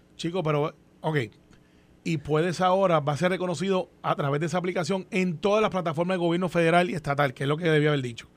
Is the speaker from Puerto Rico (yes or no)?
yes; Puerto Rico; yo soy puertorriqueño